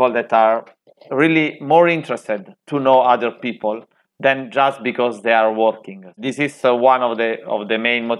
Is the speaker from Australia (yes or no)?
no; Vasto, Abruzzo, Italy; English is a second language; I'm living in Vasto, that you described perfectly. And it is my hometown where I grew up